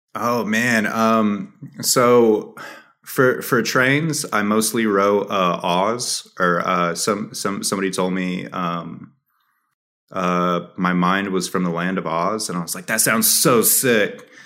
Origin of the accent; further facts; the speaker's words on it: New Mexico, United States; also born or lived in Dallas; my hometown, or, like, even, like, all of New Mexico